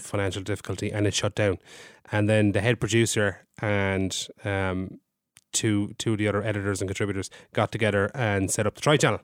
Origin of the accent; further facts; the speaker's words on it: County Limerick, Munster, Ireland; I am from Limerick.